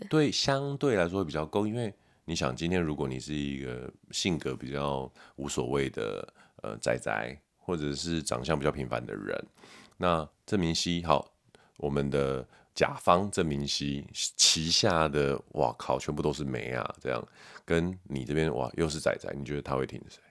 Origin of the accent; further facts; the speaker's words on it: Taiwan; 身为台湾人